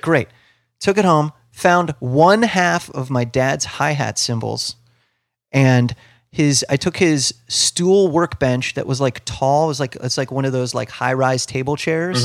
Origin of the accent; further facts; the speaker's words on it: Ohio, United States; where I grew up in Ohio, I was close to Cleveland